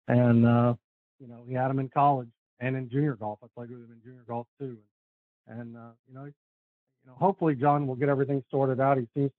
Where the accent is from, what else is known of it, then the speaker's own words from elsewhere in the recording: Fort Worth, Texas, United States; also born or lived in Houston, Texas; I was born in Houston, but I've lived in Fort Worth since I was 10. So I'm a Fort Worth guy. I grew up at Colonial Country Club.